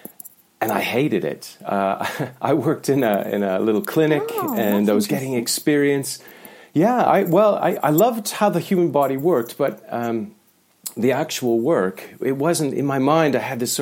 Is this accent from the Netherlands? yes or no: no; the Canadian Prairies, Canada; moved away; I grew up in Canada, and it was in the prairies, right in the centre of Canada